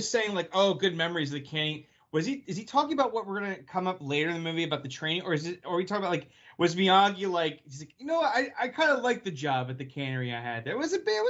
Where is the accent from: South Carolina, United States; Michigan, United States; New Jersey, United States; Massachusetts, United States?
New Jersey, United States; what, you insult me because I'm from Jersey?